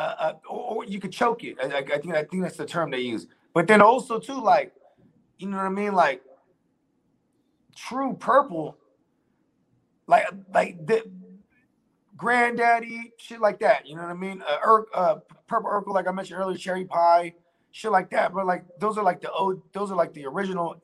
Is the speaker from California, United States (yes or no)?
yes; San Jose, California, United States; I grew up in San Jose